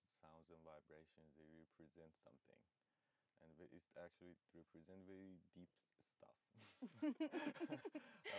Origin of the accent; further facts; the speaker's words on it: Iran; moved away; I'm from Iran